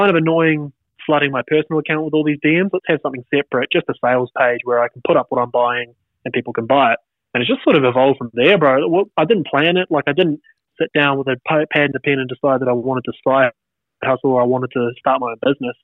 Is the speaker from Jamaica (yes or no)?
no; New Zealand; in New Zealand, obviously, we're way smaller. We don't have states